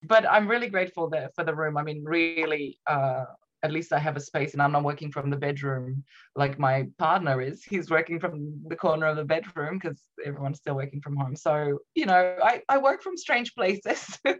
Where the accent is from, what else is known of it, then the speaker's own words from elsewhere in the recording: Romania; English is a second language; moved away as an adult; now in Australia; Yes, in Romania. So I moved to Australia, I think, when I was about 21.